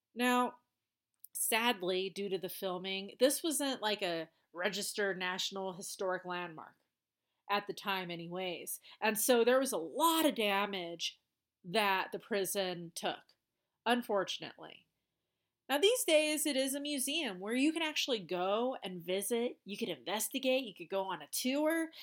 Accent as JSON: {"language": "English", "region": "Colorado", "country": "United States", "said": "my home state, Colorado."}